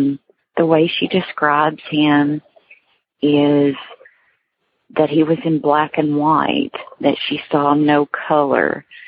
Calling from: Kentucky, United States; I am calling from Kentucky.

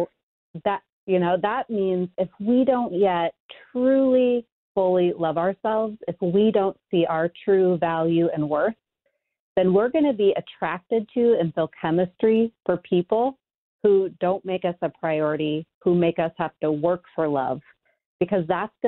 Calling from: Chicago, Illinois, United States; I am in Chicago. Warm and sunny.

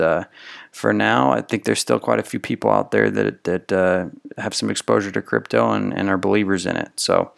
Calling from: Philippines; English is a second language; I'm from the Philippines and my family never talk about money.

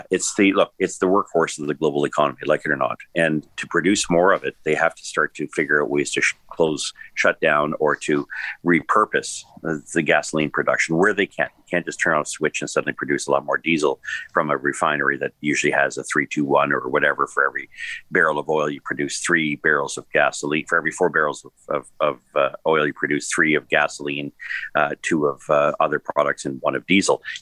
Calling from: Toronto, Ontario, Canada; I'm speaking here from Toronto, Oakville, one ninety nine point nine.

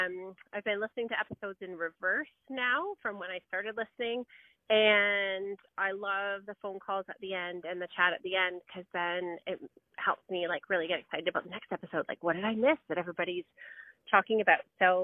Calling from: Georgetown, Ontario, Canada; I'm calling you from Georgetown, Ontario.

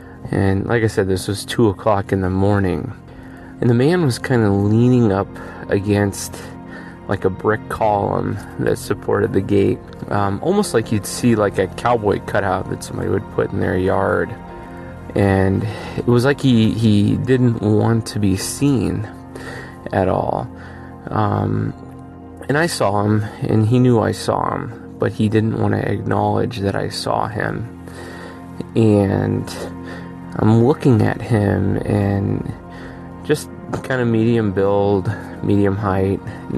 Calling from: Erie, Pennsylvania, United States; I'm calling from Erie, Pennsylvania

